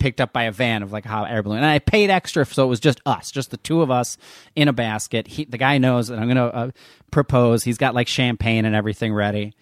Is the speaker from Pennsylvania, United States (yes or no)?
no; New Jersey, United States; I'm from New Jersey